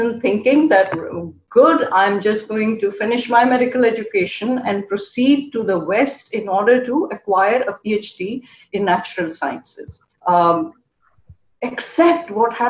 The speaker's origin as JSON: {"language": "English", "town": "Karachi", "region": "Sindh", "country": "Pakistan", "tie": "born or raised there", "also_born_or_lived": "Buffalo, New York", "moved": "as an adult", "lives_now": "United States", "said": "I grew up in Karachi, Pakistan"}